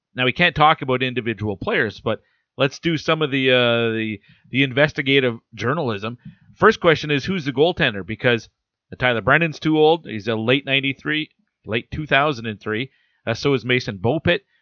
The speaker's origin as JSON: {"language": "English", "country": "Canada", "said": "I'm Canadian"}